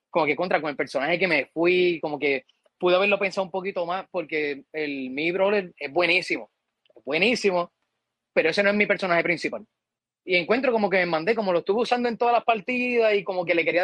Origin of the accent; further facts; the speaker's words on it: Puerto Rico; yo soy de aquí, de Calle